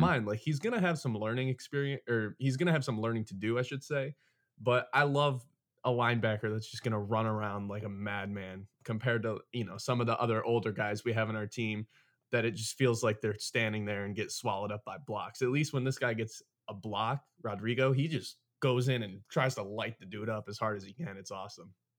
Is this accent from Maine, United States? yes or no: no; Michigan, United States; It's a real thing here